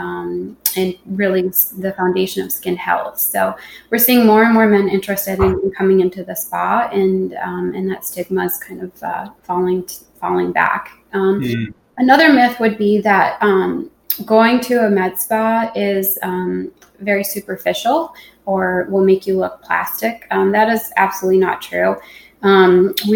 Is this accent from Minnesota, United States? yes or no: yes; Minnesota, United States; moved away; my home state of Minnesota